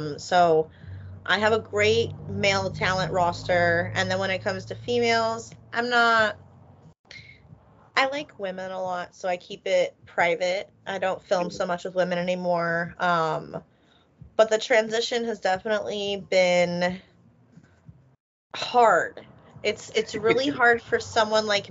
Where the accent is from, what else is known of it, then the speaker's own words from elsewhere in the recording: Philadelphia, Pennsylvania, United States; I'm from Philly